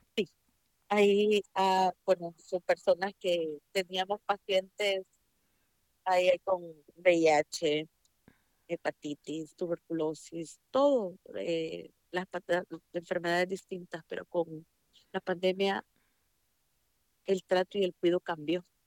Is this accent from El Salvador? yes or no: yes; El Salvador; now in United States; yo soy salvadoreña. Eh, estudié en El Salvador